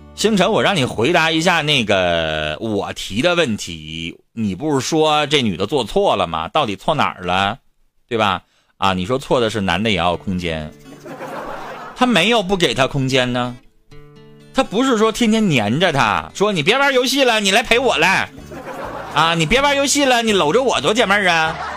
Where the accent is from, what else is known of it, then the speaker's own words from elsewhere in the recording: Harbin, Heilongjiang, China; 我们哈尔滨人